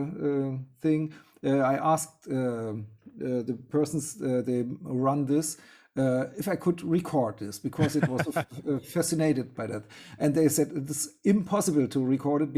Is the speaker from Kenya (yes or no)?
no; Germany; I'm a musician from Germany